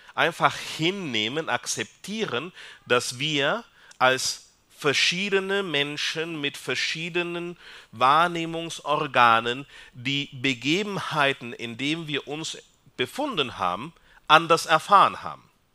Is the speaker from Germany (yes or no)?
no; Peru; German is a second language; now in Austria; ich komme aus Peru.